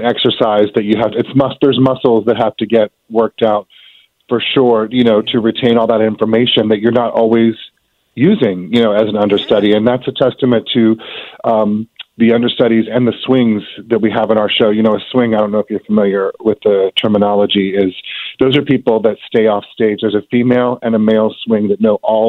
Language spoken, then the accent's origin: English; Virginia Beach, Virginia, United States; moved away; also born or lived in Norfolk, Virginia / Richmond, Virginia; I'm a Virginia native myself. Okay. I was born in Norfolk, and I grew up in Virginia Beach